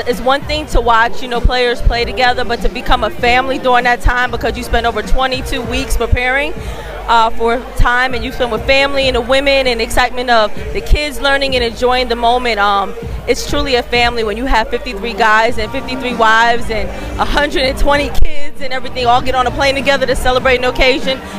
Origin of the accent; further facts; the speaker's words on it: Pittsburgh, Pennsylvania, United States; I'm from Pittsburgh, um, and uh, my favorite Super Bowl memories are Super Bowl 40 and Super Bowl 43